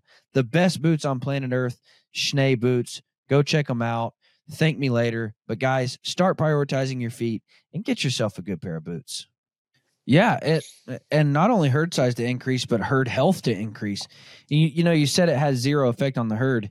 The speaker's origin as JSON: {"language": "English", "region": "Arkansas", "country": "United States", "tie": "born or raised there", "said": "I grew up born and raised in Arkansas, where deer are no bigger than a chocolate lab"}